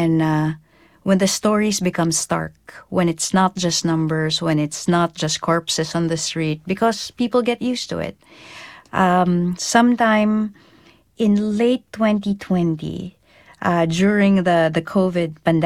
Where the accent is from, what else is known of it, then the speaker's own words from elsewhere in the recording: Philippines; I am a Filipino field reporter. My field is there. So I'm going home.